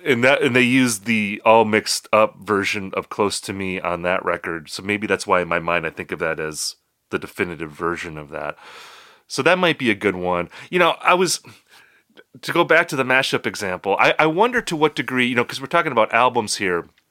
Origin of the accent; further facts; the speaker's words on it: United States; we're Americans